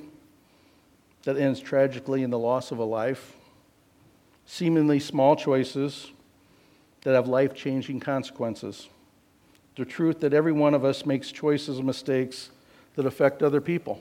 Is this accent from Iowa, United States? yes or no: yes; Iowa, United States; I grew up in Iowa, and so out kind of in the country.